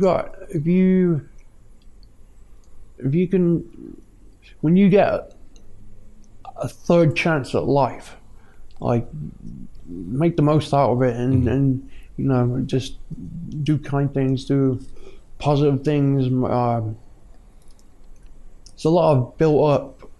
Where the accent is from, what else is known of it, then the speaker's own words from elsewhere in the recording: North Shields, North East England, United Kingdom; moved away as an adult; now in California, United States; I grew up in Newcastle, North Shields